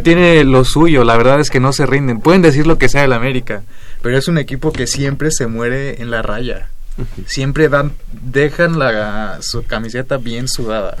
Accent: Temixco, Morelos, Mexico; Del sur de la ciudad, un municipio que se llama Temisco.

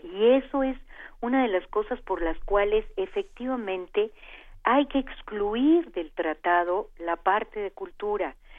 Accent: Mexico

